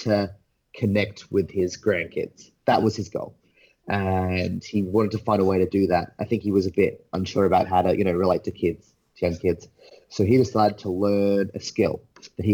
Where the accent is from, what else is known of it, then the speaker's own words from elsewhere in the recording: Australia; also born or lived in England; I was born in England, lived a few years there, moved to Australia when I was like four. So, I'm Australian through and through.